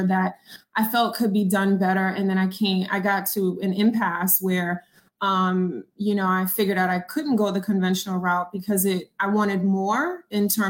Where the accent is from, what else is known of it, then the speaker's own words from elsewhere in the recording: New York City, New York, United States; also born or lived in Long Island, New York; I was born in Jamaica, Queens, New York. And then we lived in Laurelton for a while. We moved to Long Island.